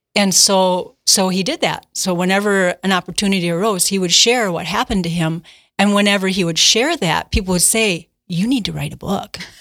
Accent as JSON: {"language": "English", "town": "Milwaukee", "region": "Wisconsin", "country": "United States", "tie": "born or raised there", "said": "I grew up in the Milwaukee area"}